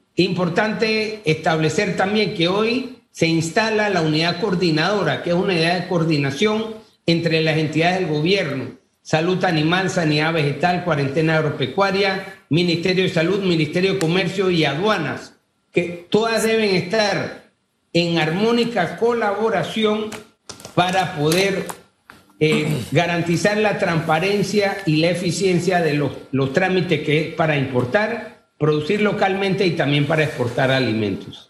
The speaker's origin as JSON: {"language": "Spanish", "country": "Panama", "said": "Todos somos panameños"}